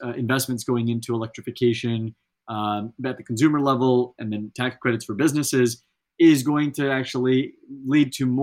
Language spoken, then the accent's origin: English; Central Valley, California, United States; I grew up in the Central Valley in California